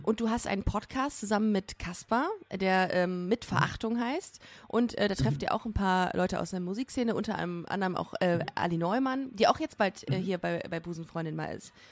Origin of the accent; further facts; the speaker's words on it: Düsseldorf, North Rhine-Westphalia, Germany; ich bin in Düsseldorf aufgewachsen